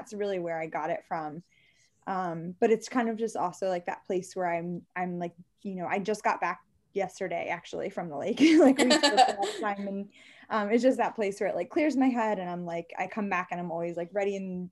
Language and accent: English; Maryland, United States; I'm from Maryland